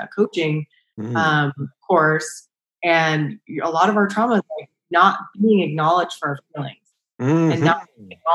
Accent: Pennsylvania, United States; moved away as an adult; also born or lived in Jacksonville, Florida / Mississippi / Key West, Florida; now in California, United States; where I grew up in Pennsylvania

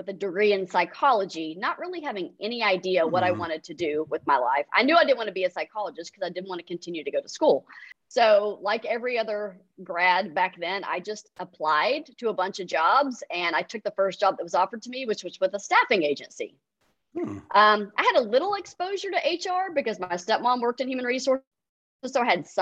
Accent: Irving, Texas, United States; also born or lived in Austin, Texas; So I grew up in Irving, Texas. So I am a native Texan

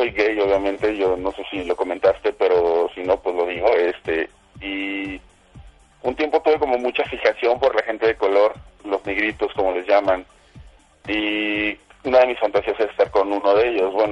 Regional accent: Mexico City, Mexico; yo soy un defeño 100%

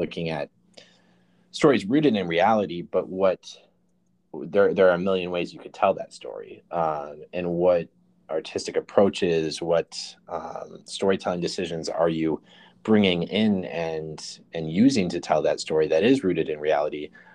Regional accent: Mankato, Minnesota, United States; moved away; I am originally from Minnesota, southern Minnesota, a town called Mankato. Yeah, I lived most of my life there, actually.

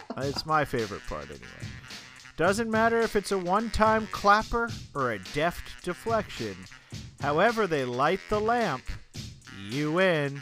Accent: Albuquerque, New Mexico, United States; now in New York, United States; in Albuquerque, when we were growing up

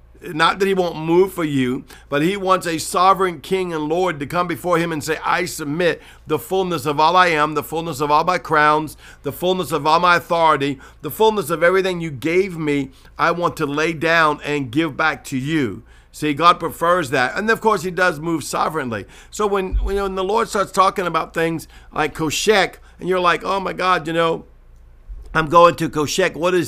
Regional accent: New Orleans, Louisiana, United States; I remember the first time I heard the word mystic from Justin Abraham, and I'm from New Orleans

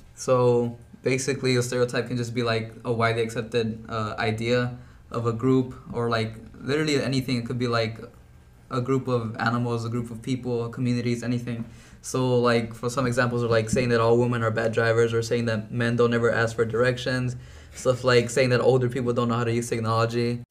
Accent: Brownsville, Texas, United States; I was born and raised in Brownsville, Texas

